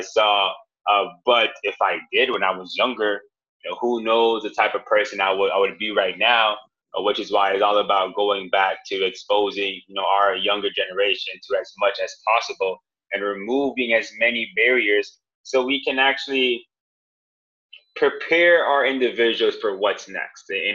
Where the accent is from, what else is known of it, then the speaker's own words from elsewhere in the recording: Miami, Florida, United States; moved away as an adult; also born or lived in North Carolina; now in Austin, United States; I'm from Miami